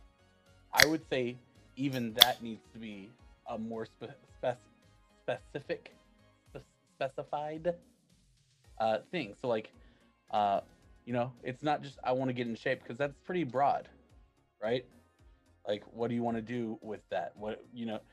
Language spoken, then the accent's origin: English; Texas, United States; I'm Texan